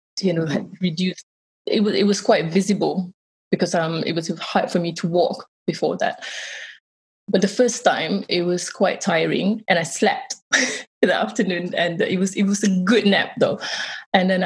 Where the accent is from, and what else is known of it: Malaysia; born or raised there; moved away